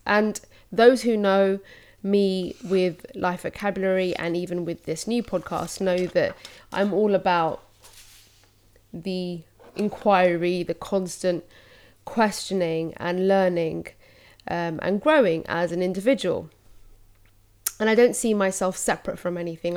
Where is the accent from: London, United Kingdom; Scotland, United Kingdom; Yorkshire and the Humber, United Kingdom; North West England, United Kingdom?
London, United Kingdom; I'm Londoner, born and raised